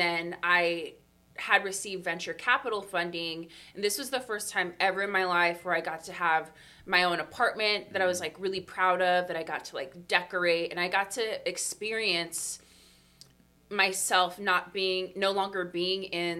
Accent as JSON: {"language": "English", "town": "Los Angeles", "region": "California", "country": "United States", "tie": "born or raised there", "moved": "as an adult", "lives_now": "Portland, United States", "said": "I was born and raised in LA. And I always have lived there, all parts, North Hollywood, Koreatown, Pomona, and then the last place I was living in was Boyle"}